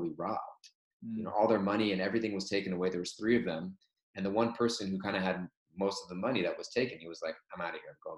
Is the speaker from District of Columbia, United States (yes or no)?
no; Southern California, United States; moved away as an adult; now in New York, United States; growing up in Southern California